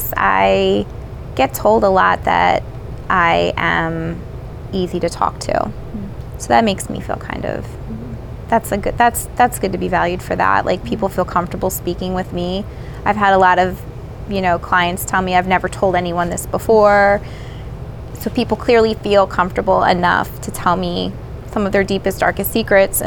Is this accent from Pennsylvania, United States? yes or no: yes; North Wales, Pennsylvania, United States; I grew up in North Wales, you know, Lansdale area.